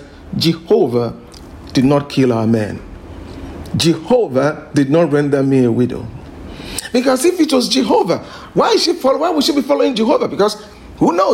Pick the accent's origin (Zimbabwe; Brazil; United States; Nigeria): Nigeria; Lagos; being a Nigerian, and of course I grew up in Lagos here